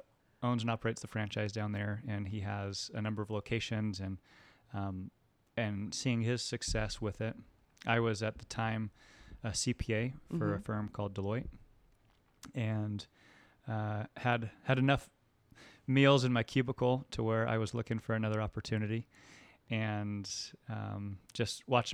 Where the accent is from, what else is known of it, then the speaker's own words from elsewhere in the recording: Orlando, Florida, United States; now in Houston, United States; From Orlando, Florida.